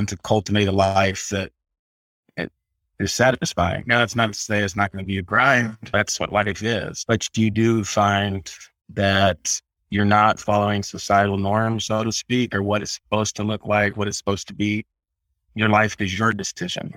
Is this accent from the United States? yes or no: yes; Southern California, United States; moved away as an adult; I grew up in Southern California